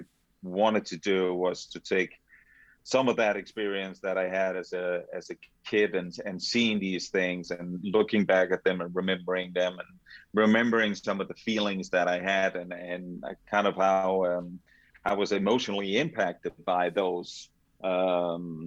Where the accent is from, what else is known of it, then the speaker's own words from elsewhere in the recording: Denmark; moved away; growing up in Denmark